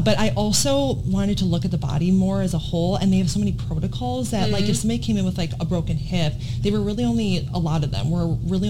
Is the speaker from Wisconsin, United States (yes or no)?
yes; Wisconsin, United States; now in Virginia Beach, United States; I am from Wisconsin originally, near Chicago area, just right over the border. Grew up there my whole life